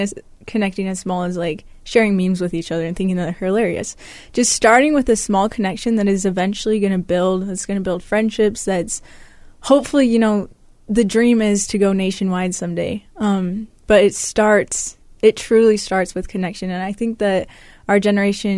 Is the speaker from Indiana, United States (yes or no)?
no; Utah, United States; I'm from Utah